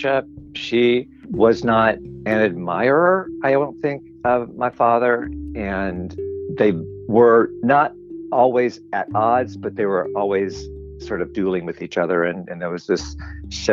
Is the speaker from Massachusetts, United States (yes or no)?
no; Birmingham, Alabama, United States; I grew up in Birmingham, in suburbs of Birmingham, Homewood at first, and then Mountain Brook